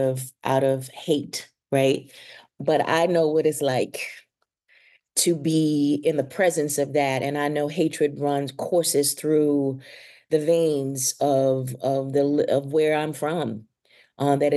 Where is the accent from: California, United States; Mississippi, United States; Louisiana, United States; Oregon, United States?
Mississippi, United States; I am from the South, because I'm from the rural South, because I am from Mississippi